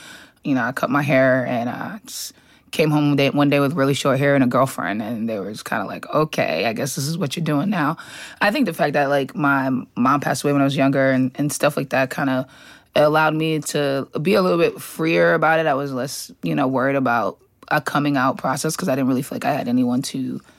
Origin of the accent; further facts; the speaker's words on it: Boston, Massachusetts, United States; I'm from Boston.